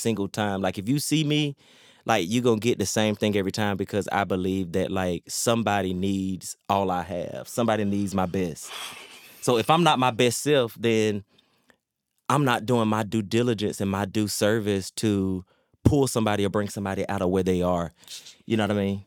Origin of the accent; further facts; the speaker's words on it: Laurinburg, North Carolina, United States; Laurinburg, North Carolina